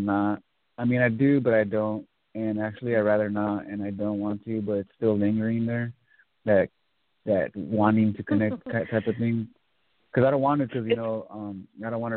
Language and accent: English; California, United States; now in Texas, United States; I'm from California, but I'm currently residing in Texas